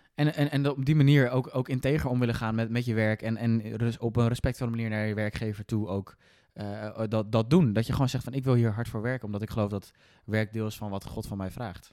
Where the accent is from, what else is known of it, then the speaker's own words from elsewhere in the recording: Netherlands; we hebben als Nederlanders